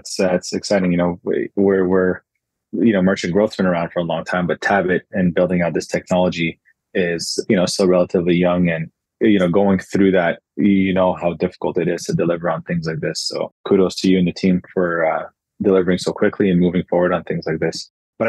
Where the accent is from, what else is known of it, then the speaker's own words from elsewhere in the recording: Ottawa, Ontario, Canada; moved away as an adult; also born or lived in Hong Kong; Yeah, I was born and raised in Ottawa.